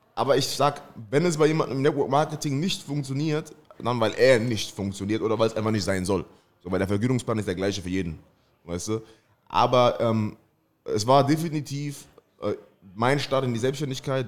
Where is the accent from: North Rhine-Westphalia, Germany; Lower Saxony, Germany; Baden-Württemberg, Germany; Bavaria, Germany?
Baden-Württemberg, Germany; Mannheim; geboren in Mannheim, komme aus Mannheim